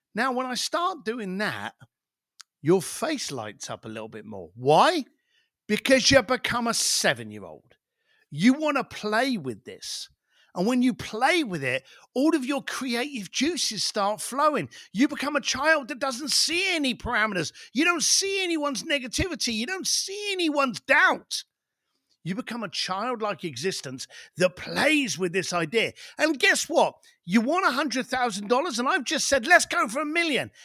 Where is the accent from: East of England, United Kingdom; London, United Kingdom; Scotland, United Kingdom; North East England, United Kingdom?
London, United Kingdom; I was born in East Len, East End London